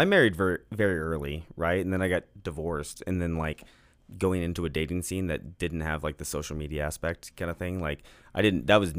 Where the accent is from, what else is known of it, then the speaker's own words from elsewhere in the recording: Kansas, United States; born there; I mean, I was born in Wyandotte County, and I spent time in Duval County in Jacksonville.